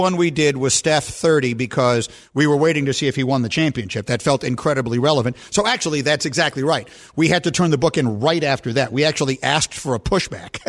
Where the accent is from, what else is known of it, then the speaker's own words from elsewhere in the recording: New York, United States; when I was growing up in New York in the seventies